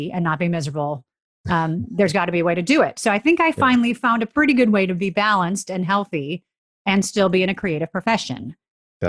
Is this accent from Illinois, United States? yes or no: yes; Chicago, Illinois, United States; moved away; also born or lived in Florida / Los Angeles; growing up in Chicago, I always wanted to be an actor.